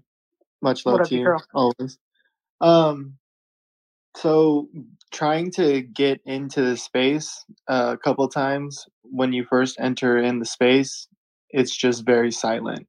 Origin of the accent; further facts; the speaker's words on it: California, United States; I am from California